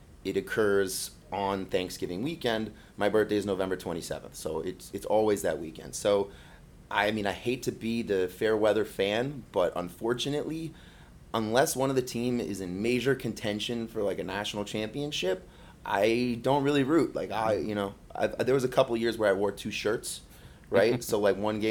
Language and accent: English; Florida, United States; also born or lived in Miami, Florida / Michigan; I was born and raised in Florida, actually born in South Miami, but sort of got back to the Keys fast enough that I was officially a conk